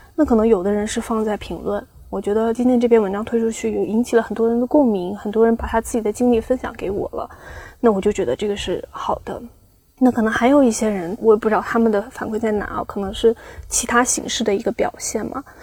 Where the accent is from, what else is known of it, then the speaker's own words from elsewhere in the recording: Xiamen, Fujian, China; 我是厦门的嘛